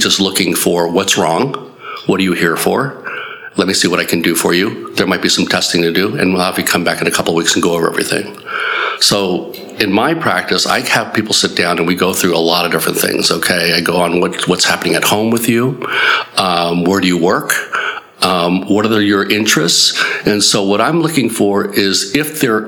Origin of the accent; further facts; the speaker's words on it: Southern California, United States; moved away as an adult; also born or lived in New Jersey / Baltimore / Illinois; now in Mooresville, United States; I'm just a simple country doctor from Mooresville now, but basically I grew up in Southern California.